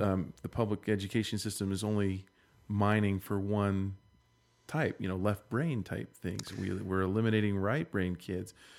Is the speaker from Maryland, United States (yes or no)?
yes; Maryland, United States; also born or lived in Fresno, California; now in Utah, United States; I'm from Maryland.